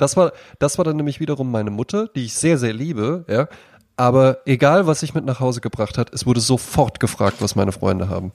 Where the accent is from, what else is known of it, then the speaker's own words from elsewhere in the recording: Germany; als Deutscher